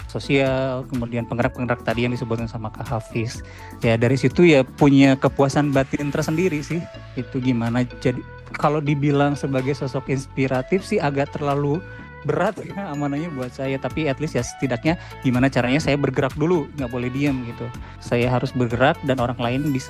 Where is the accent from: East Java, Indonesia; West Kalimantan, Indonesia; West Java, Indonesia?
West Java, Indonesia; Pangandaran; born there; also born or lived in Ciamis; saya bisa berkontribusi ke tanah kelahiran saya sendiri. At least ya ada di Pangandaran sama Ciamis gitu.